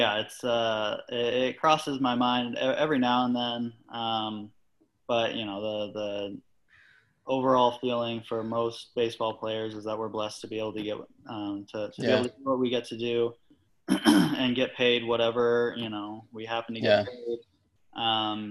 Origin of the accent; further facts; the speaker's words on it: Washington, United States; moved away as an adult; also born or lived in Arizona; I grew up in Washington State, actually, born and raised